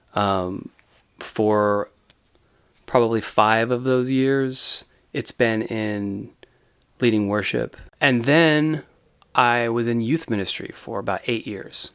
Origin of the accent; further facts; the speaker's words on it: San Diego, California, United States; also born or lived in Dallas, Texas; when I was seven, I moved to Southern California